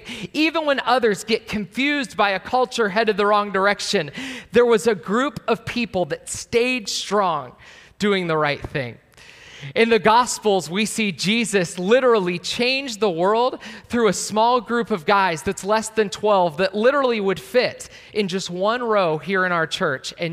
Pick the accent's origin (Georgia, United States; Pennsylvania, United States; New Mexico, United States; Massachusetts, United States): Pennsylvania, United States; Pittsburgh; moved away; I am from Pittsburgh. That's that arrow over on the west side. So you could say west of Philadelphia is where I was born and raised